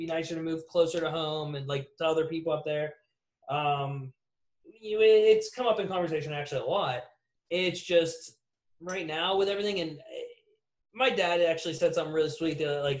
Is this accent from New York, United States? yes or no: no; Pittsburgh, Pennsylvania, United States; moved away as an adult; now in South Carolina, United States; I'm from Pittsburgh, but I am living here now.